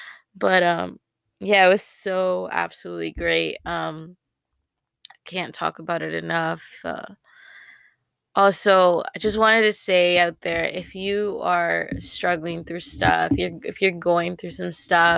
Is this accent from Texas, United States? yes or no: yes; Texas, United States; Like, we're like from North Texas.